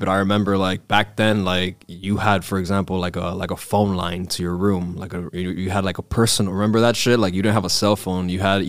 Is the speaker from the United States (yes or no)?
yes; Hialeah, Florida, United States; This is so, growing up in Hialeah in the 90s, bro.